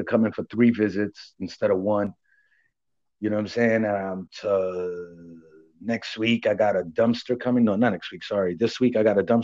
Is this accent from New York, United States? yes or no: yes; New York, United States; moved away; I'm from New York